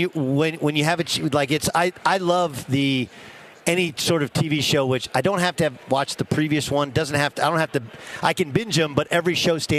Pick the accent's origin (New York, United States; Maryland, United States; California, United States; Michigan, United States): California, United States; I grew up in Orange County, and I wasn't a Rams fan.